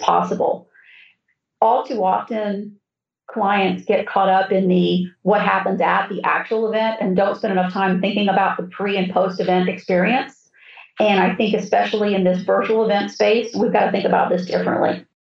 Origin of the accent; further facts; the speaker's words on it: South Florida, United States; when I grew up in South Florida, the Braves were still playing in West Palm Beach